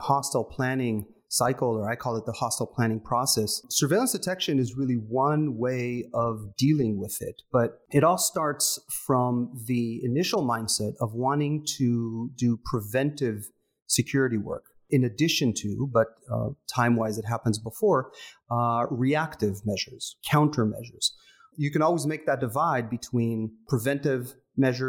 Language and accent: English; Israel; moved away as an adult; also born or lived in Japan; now in United States; I was, as you mentioned, born and raised in Israel, Canadian-American Israeli family, so hence the English, but pretty standard Israeli upbringing. Grew up on a kibbutz